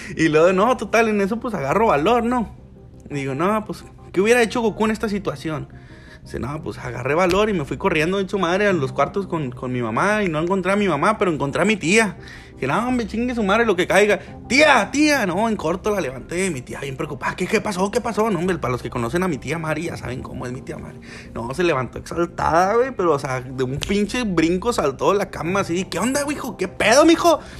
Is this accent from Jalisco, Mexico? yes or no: no; Monclova, Coahuila, Mexico; now in Frontera, Mexico; nací en Monclova, por lo tanto, soy de Monclova